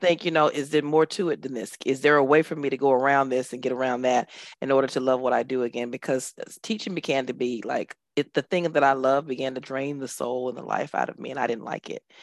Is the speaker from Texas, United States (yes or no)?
yes; Dallas, Texas, United States; moved away as an adult; now in United Arab Emirates; I am originally from Dallas, Texas, born and raised